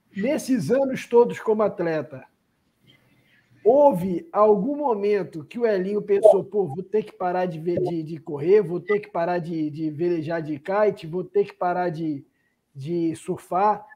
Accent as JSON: {"language": "Portuguese", "region": "Rio de Janeiro", "country": "Brazil", "tie": "born or raised there", "said": "Eu sou do Rio de Janeiro, né? Sou nascido do Rio de Janeiro"}